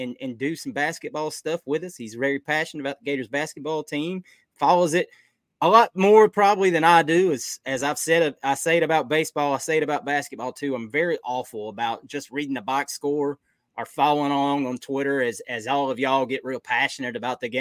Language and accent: English; Atlanta, Georgia, United States; I grew up in Atlanta